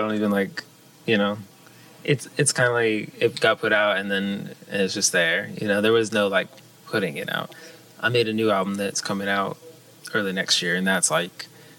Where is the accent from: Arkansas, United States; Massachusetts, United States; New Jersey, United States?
Massachusetts, United States; Dartmouth; also born or lived in Boston / Charleston; I grew up in Dartmouth. I moved to Boston and went to school there and started really playing out there. And then I moved to Charleston, South Carolina.